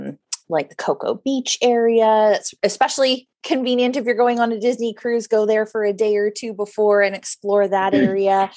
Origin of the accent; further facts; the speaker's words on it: Vancouver, British Columbia, Canada; I grew up in Vancouver on the West Coast